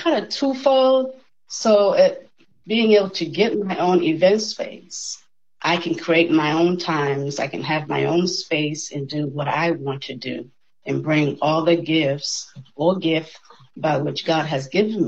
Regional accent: Boston, Massachusetts, United States; moved away as an adult; also born or lived in Cleveland, Ohio; now in Tallahassee, United States; I'm in the beantown of Boston, Massachusetts. I spent all my life there up to the age 30

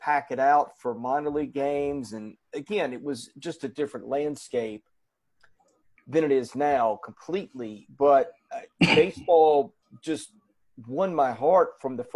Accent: Hendersonville, Tennessee, United States; also born or lived in Nashville; We grew up in Hendersonville

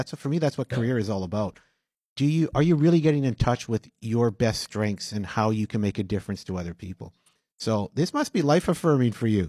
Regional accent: Winnipeg, Manitoba, Canada; I'm from St. Boniface.

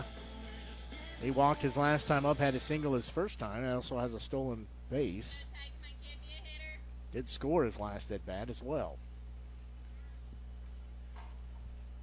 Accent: Nevada, Missouri, United States; growing up in Nevada

